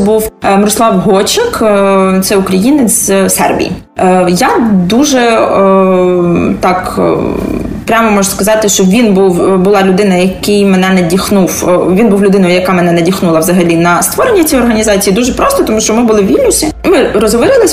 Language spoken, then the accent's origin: Ukrainian; Tbilisi, Georgia; moved away as an adult; now in Kyiv, Ukraine; Я народжена в Грузії